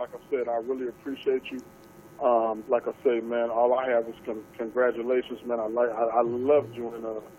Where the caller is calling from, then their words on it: San Diego, California, United States; I'm calling from San Diego, California.